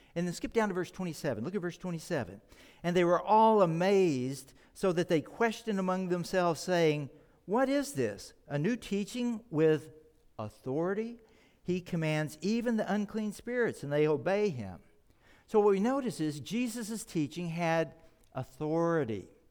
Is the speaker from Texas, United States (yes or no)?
yes; Texas, United States; moved away; I grew up in Texas